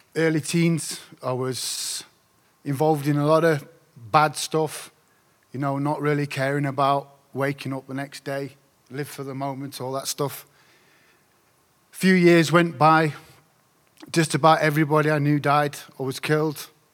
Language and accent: English; Doncaster, Yorkshire and the Humber, United Kingdom; I come from Doncaster. It's a place in South Yorkshire, in the north of England.